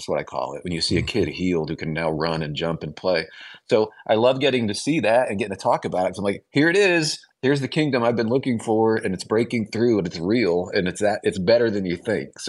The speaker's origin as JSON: {"language": "English", "region": "Illinois", "country": "United States", "tie": "born or raised there", "said": "Well, I'm from Illinois originally, small towns."}